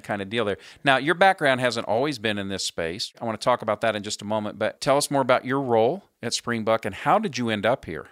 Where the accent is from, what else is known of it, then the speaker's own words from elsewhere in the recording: Indianapolis, Indiana, United States; my hometown of Indianapolis, Indiana